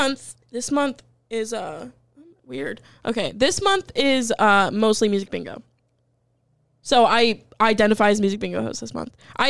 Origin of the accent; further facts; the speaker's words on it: Alabama, United States; We're from Alabama.